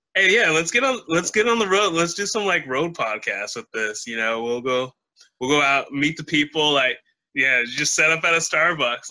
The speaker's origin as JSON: {"language": "English", "country": "United States", "said": "being an American"}